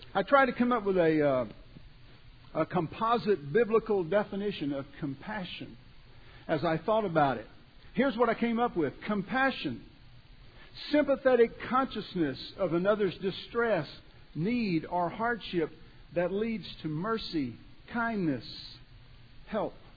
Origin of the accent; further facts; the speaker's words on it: Beaumont, Texas, United States; I grew up down around Beaumont, Texas.